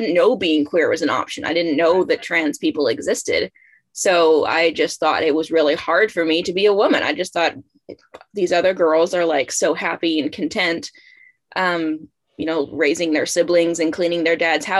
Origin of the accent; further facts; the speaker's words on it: about an hour outside of Seattle, Washington, United States; now in Massachusetts, United States; I grew up about an hour outside of Seattle, Washington